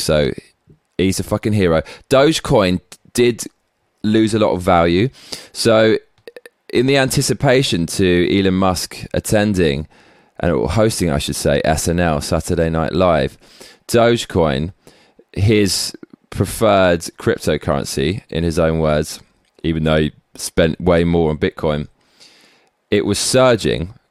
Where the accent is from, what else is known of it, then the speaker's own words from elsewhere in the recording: England, United Kingdom; now in Tokyo, Japan; We fucking love you over here in Tokyo and back in my home country of England